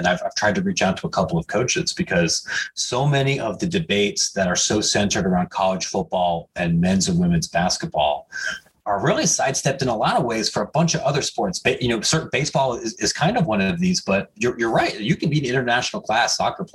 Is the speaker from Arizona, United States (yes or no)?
no; Ohio, United States; I grew up in Bumblefart, Ohio